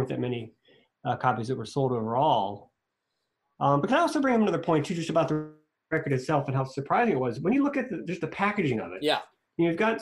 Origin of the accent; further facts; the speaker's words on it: Swissvale, Pennsylvania, United States; my hometown, Swissville, Pennsylvania